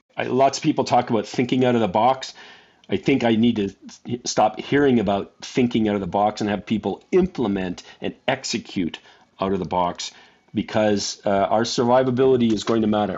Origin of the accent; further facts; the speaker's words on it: Canada; I grew up in Canada, so I, I flew in Cold Lake, Alberta